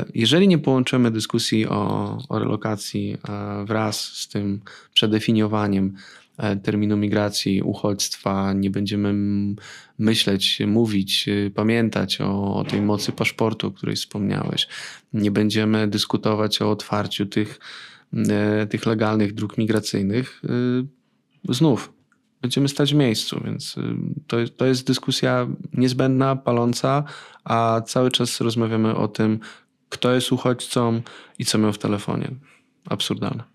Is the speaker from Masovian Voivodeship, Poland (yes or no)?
yes; Radom, Masovian Voivodeship, Poland; ja pochodzę z Radomia. Przez lata moje miasto było synonimem dresiarstwa